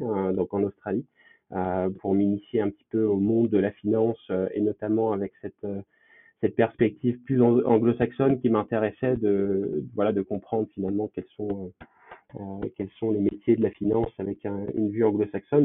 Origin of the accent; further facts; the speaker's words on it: Lyon, Auvergne-Rhône-Alpes, France; je suis originaire de Lyon, où j'ai fait quasiment toute mon enfance